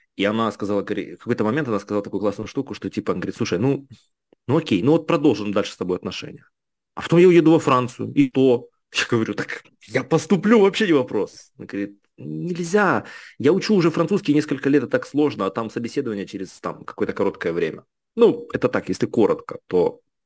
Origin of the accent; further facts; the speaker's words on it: Kharkiv, Kharkiv Oblast, Ukraine; moved away as an adult; also born or lived in Lyon, France; now in Paris, France; я родился в городе Харькове, рос до школы я в Херсонской области, такой хлопчик с нашего села